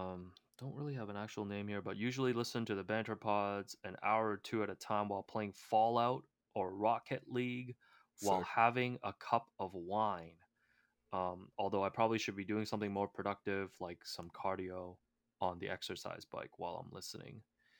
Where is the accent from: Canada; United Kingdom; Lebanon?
Canada; Toronto, Ontario; now in Las Vegas, United States; Because you asked, I grew up in Toronto, hardcore Raps fans from season 1, and now I live in Vegas